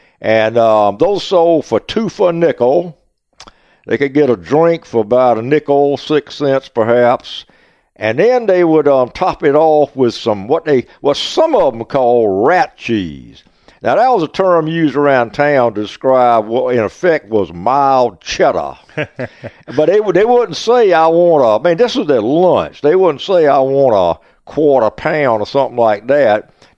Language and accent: English; the South, United States; but I'm still a Southerner at heart. I like everything South.